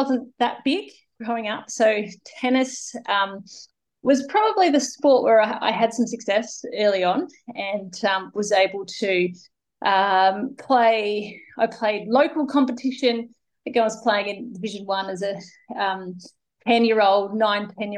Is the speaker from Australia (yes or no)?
yes; Uraidla, South Australia, Australia; So I'm originally from Uraidla, which is a small town in the Adelaide Hills. And I guess growing up, you know, back in the hills